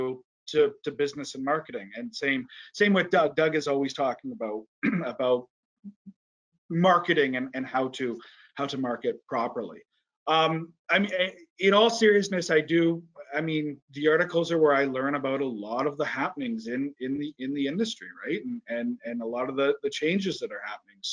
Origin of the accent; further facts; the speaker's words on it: Vancouver, British Columbia, Canada; I was born and raised in BC